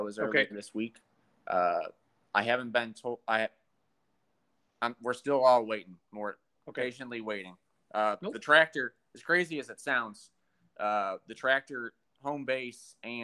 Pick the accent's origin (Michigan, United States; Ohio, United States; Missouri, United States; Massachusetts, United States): Ohio, United States; Wellington; Wellington, Ohio, which is pretty well known as a pretty good pulling event in my hometown that I grew up